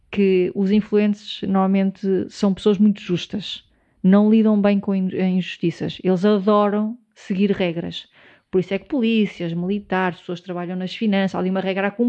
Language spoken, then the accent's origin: Portuguese; Portugal; eu sou português, tenho um podcast